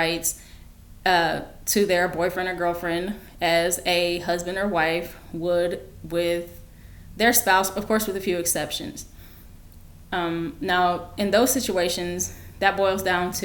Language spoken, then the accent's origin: English; United States; I am African American